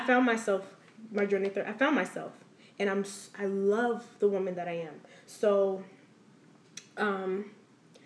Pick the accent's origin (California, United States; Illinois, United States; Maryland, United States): Maryland, United States; Silver Spring; I'm from Silver Spring